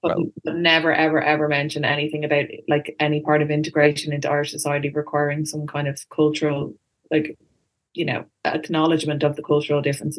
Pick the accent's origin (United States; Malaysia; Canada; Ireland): Ireland